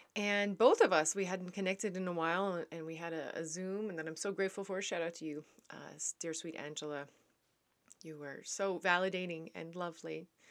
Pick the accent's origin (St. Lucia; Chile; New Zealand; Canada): Canada; also born or lived in Netherlands; I am a Canadian back in Canada.